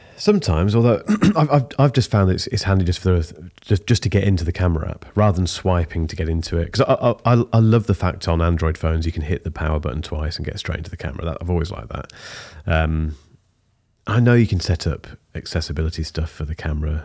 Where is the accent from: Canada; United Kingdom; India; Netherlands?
United Kingdom; I'm British